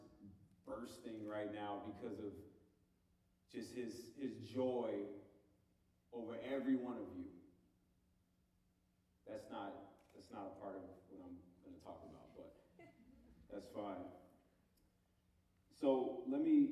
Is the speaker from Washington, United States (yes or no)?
no; Homewood, Illinois, United States; moved away as an adult; I moved from Chicago, the south suburbs of Chicago. I'm originally from, I'm sure I got some suburbanites in here, but near Homewood. And I moved here at 18 to go to school.